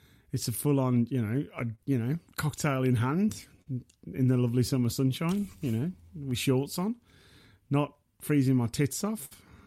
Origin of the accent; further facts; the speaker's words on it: Black Country, West Midlands, United Kingdom; I'm from the Black Country, so I'm a god man